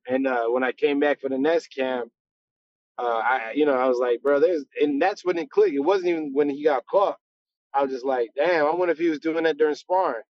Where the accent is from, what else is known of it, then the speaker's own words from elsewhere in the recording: Las Cruces, New Mexico, United States; now in Houston, United States; I'm uh, you know, from New Mexico, but I should have been out here in Texas.